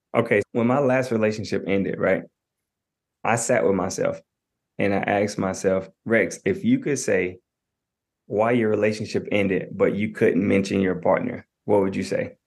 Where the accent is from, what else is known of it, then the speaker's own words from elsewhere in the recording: Knoxville, Tennessee, United States; I'm from Knoxville, Tennessee.